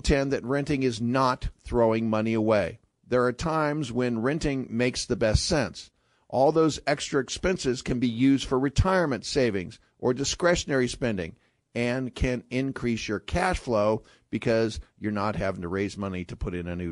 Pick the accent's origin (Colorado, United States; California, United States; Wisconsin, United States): California, United States; moved away; I grew up in California.